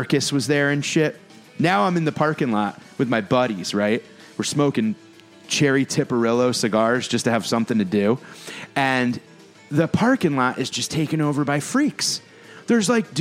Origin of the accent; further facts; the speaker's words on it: New Haven, Connecticut, United States; I grew up right outside New Haven, mm-hmm. Connecticut